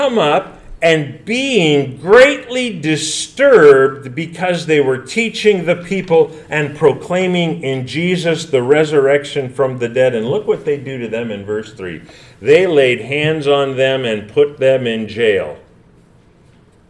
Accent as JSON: {"language": "English", "region": "California", "country": "United States", "said": "I come from California"}